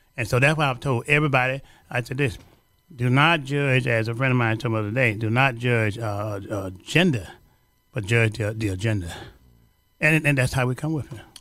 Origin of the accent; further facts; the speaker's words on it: Louisiana, United States; now in Chicago, United States; I'm from Louisiana